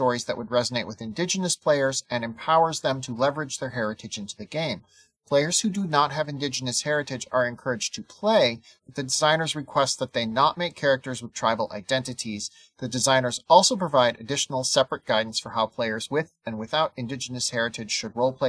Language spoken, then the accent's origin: English; South Dakota, United States; I'm from South Dakota